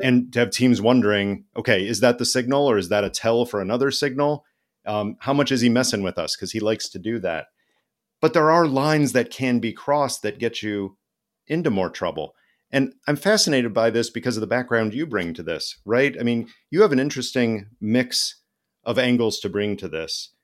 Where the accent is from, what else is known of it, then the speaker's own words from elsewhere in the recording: Illinois, United States; I was born in Illinois